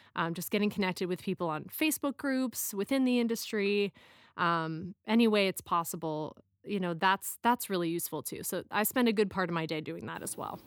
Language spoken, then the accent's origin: English; Chicago, Illinois, United States; moved away as an adult; also born or lived in Philadelphia / Hong Kong; I'm from Chi-, the Chicago area origi-, originally